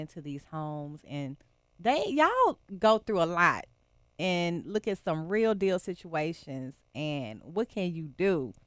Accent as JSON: {"language": "English", "region": "Texas", "country": "United States", "tie": "born or raised there", "moved": "yes", "lives_now": "Memphis, United States", "said": "growing up in Texas, my mom married this guy"}